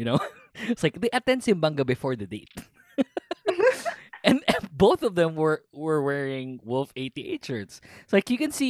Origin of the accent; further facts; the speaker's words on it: Philippines; I'm Filipino